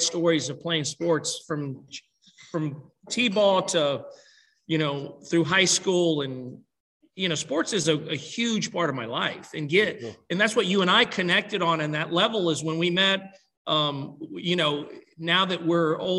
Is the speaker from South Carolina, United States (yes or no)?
yes; Laurel Bay, South Carolina, United States; growing up in Laurel Bay, South Carolina